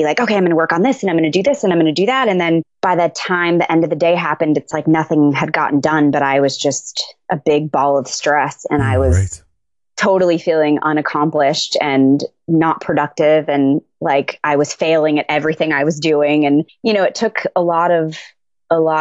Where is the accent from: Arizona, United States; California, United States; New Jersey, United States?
Arizona, United States; Tucson; I'm originally from Tucson, Arizona. I was born there, moved around a little bit, and but ended up ultimately back in Tucson.